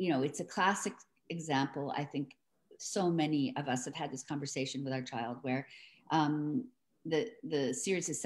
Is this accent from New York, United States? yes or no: yes; New York City, New York, United States; I'm from New York City